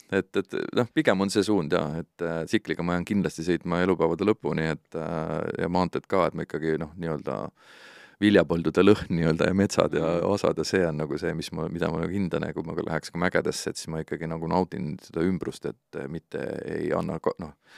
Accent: Estonia; Eesti on minu kodumaa ikkagi

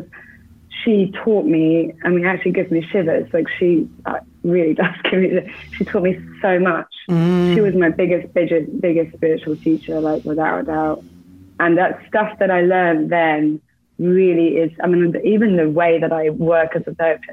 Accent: England, United Kingdom; moved away; also born or lived in Bournemouth; I'm English. So I grew up in the UK.

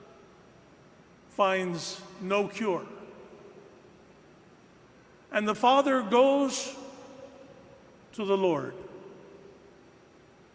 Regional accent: St. Louis, Missouri, United States; moved away; I grew up near St. Louis

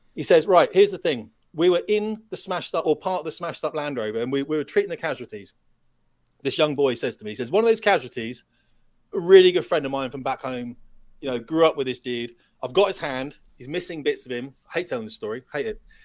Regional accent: United Kingdom; we're British

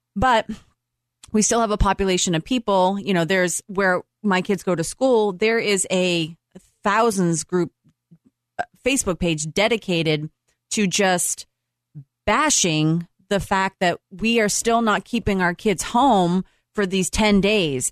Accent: Boston, Massachusetts, United States; moved away; I'm from Boston

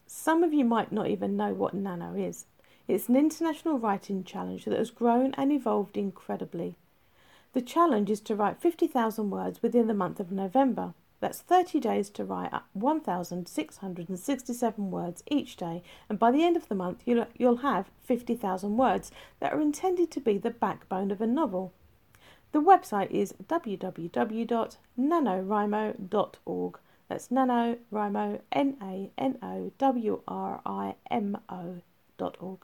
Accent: England, United Kingdom; I'm English, so I wrote it in UK English

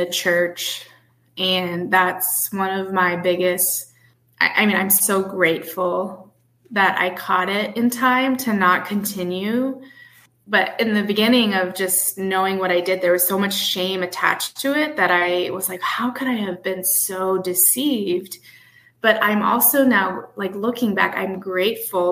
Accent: Midwest, United States; moved away as an adult; also born or lived in Chicago / Buffalo, New York; now in New Hampshire, United States; I live up in New England, New Hampshire, and you know, I come from the Midwest

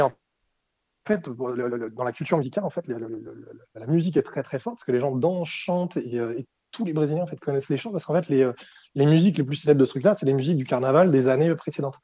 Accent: France; moved away as an adult; also born or lived in Brazil; en tant que Français

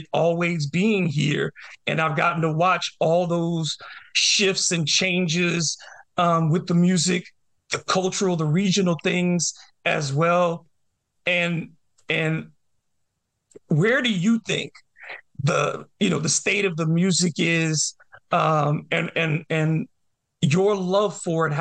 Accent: New Orleans, Louisiana, United States; I remember growing up in New Orleans and hearing New York hip hop late at night in New Orleans

